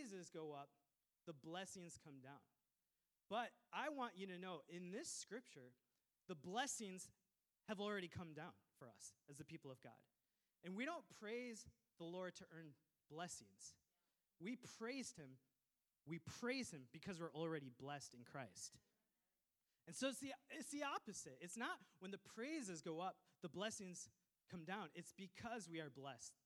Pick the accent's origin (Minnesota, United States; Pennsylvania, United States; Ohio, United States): Minnesota, United States; I was raised in Minnesota from an immigrant family